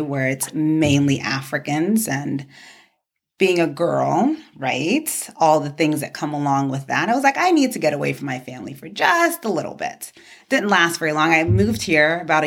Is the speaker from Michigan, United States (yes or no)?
no; New York City, New York, United States; born or raised there; moved away as an adult; also born or lived in Ibadan, Nigeria / the South (university); now in Arizona, United States